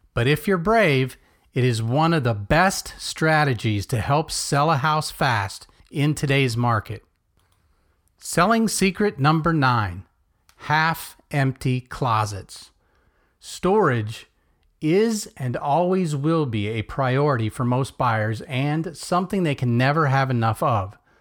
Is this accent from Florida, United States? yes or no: yes; Melbourne, Florida, United States; born or raised there